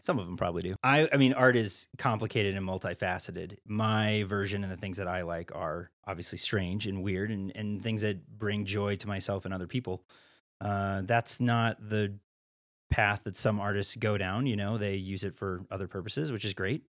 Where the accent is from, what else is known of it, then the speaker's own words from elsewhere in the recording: Iowa, United States; moved away as an adult; also born or lived in Missouri / San Francisco / Chicago / Atlanta; now in Steamboat Springs, United States; I grew up in Iowa, and then I was born in Missouri